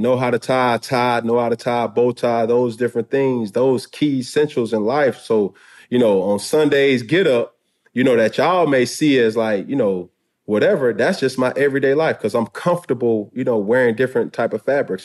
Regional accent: Atlanta, Georgia, United States; I'm from Atlanta, Georgia

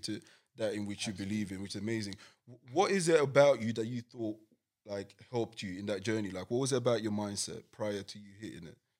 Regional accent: London, United Kingdom; I grew up in East London.

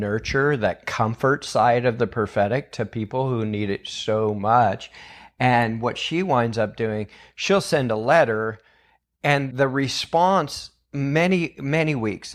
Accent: Weaverville, California, United States; And I grew up in Weaverville, California, so I grew up with Bill and Chris and all them.

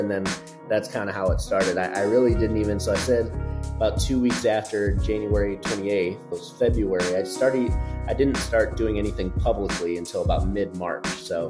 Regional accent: Chicago, Illinois, United States; now in Houston, United States; So I'm originally from Chicago, but gone all over the place up until now here in Houston.

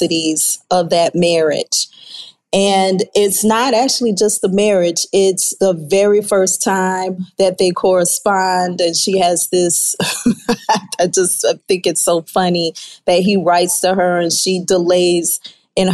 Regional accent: New Orleans, Louisiana, United States; now in Houston, United States; I am from the New Orleans area

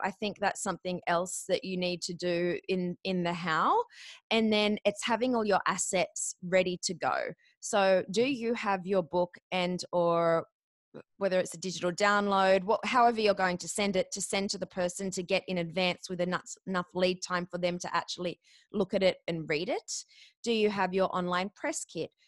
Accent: Australia; I'm a koala, not a kiwi

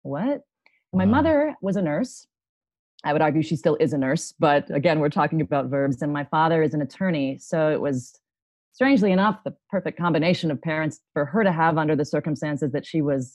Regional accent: Upper Arlington, Ohio, United States; now in Phoenix, United States; I am from Columbus, Ohio, but more specifically Upper Arlington, Ohio, which is sort of Norman Rockwell, USA

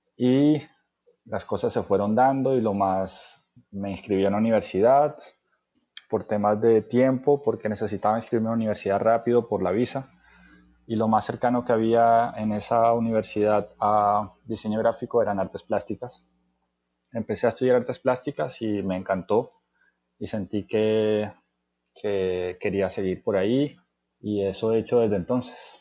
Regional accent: Cartagena, Bolívar, Colombia; moved away as an adult; also born or lived in Cali / France; nací en Cali, y me crié en la ciudad de Cartagena.

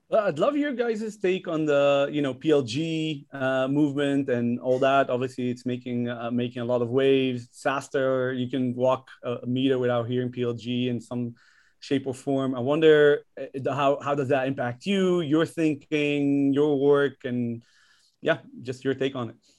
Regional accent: Israel; moved away as an adult; also born or lived in Netherlands; now in United States; I'm from Israel originally, but I have, like, a, a huge, a, a long history with Holland. I lived there as a child, came back to Israel

